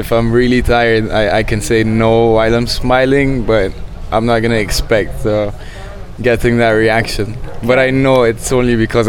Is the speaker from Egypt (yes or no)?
yes; Egypt; also born or lived in Saudi Arabia / Bahrain / Malaysia / Indonesia; now in Cairo, Egypt; I would say that Egypt is my home country, not my home. And that's because I lived with my family, and I lived with myself and my friends in a few countries. Some of them like Saudi, Bahrain, and Malaysia, Indonesia